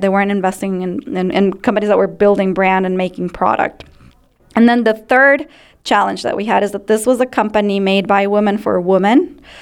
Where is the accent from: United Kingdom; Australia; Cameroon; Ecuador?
Ecuador; moved away as an adult; now in United States; I grew up in Ecuador